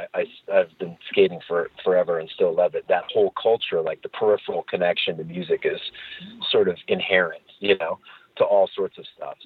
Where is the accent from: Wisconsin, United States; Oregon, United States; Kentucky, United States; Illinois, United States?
Oregon, United States; Portland; moved away as an adult; also born or lived in San Francisco / Boston; I grew up in Portland, Oregon, which is where I am right now